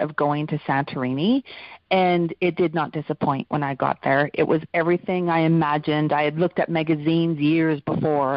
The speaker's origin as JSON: {"language": "English", "region": "Alberta", "country": "Canada", "tie": "born or raised there", "said": "I grew up in Alberta in Canada"}